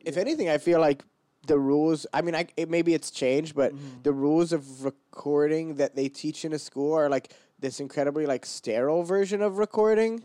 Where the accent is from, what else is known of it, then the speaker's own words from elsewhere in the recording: Portland, Oregon, United States; moved away as an adult; now in New York City, United States; I'm from Portland, Oregon